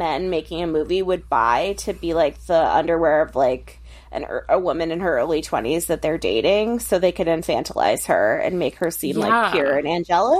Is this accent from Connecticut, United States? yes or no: yes; Connecticut, United States; I grew up in Connecticut, and my parents had that same station wagon.